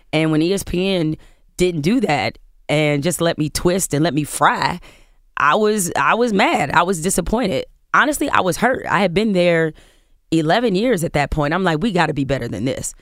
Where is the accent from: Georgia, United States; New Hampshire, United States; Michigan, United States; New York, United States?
Michigan, United States; Detroit; I was raised in Detroit, grew up in Michigan State